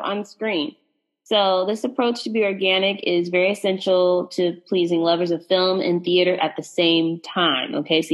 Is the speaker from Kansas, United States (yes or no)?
no; Texas, United States; As a Texan and a Southerner